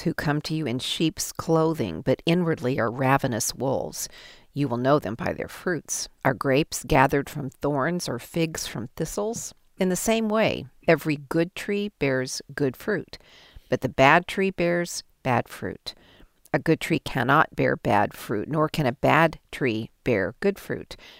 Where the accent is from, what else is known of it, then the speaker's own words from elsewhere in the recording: Colorado, United States; I'm from Colorado